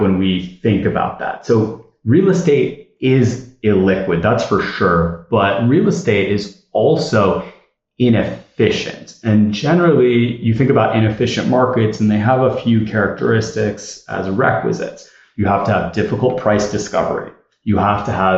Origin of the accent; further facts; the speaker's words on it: Southern California, United States; I grew up in Southern California